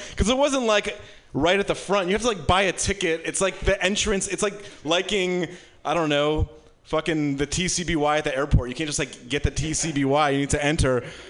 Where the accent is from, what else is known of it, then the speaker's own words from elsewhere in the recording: Michigan, United States; moved away; I'm from Michigan. It's like a really great place to raise a family that is chronically depressed.